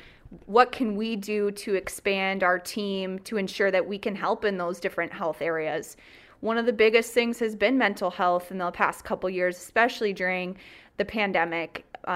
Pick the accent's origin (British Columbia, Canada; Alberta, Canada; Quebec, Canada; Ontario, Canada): Ontario, Canada; Brussels; Brussels, Ontario. Woo. So when I went to university, people thought when I said Brussels that I was Brussels, Belgium. Wow. Not Belgium. Brussels, Ontario, Huron County.